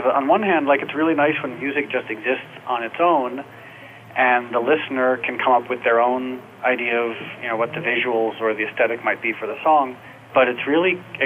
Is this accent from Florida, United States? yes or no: no; New York, United States; moved away as an adult; now in Los Angeles, United States; I was raised in New York, and I moved to L.A. a few years ago